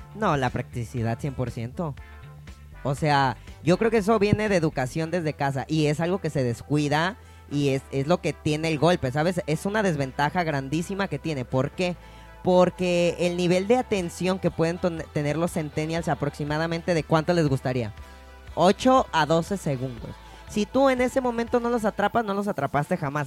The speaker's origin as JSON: {"language": "Spanish", "region": "Mexico City", "country": "Mexico", "tie": "born or raised there", "said": "yo soy de Ciudad de México, originario, ah, originario de allá"}